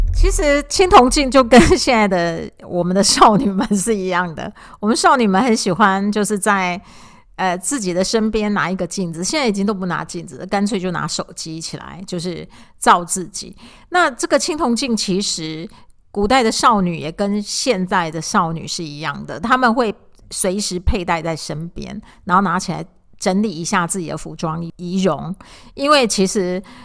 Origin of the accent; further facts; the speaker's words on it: Taiwan; 我们台湾的教养并没有这一个部分